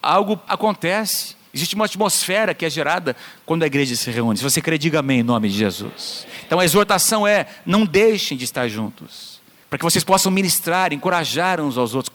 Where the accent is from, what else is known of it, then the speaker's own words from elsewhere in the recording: Londrina, Paraná, Brazil; Essa é a minha cidade, amém? É onde eu nasci, onde Deus tem me plantado